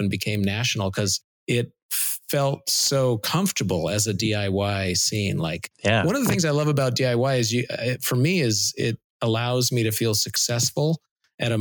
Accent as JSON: {"language": "English", "town": "Seattle", "region": "Washington", "country": "United States", "tie": "born or raised there", "said": "growing up in Seattle"}